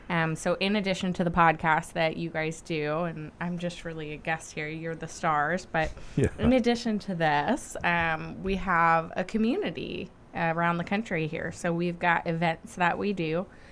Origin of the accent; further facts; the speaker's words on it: Richmond, Virginia, United States; Richmond, Virginia.